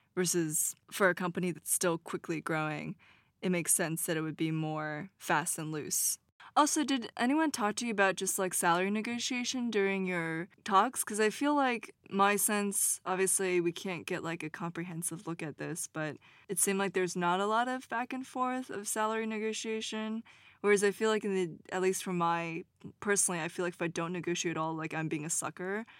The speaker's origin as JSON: {"language": "English", "country": "United States", "said": "since I'm American"}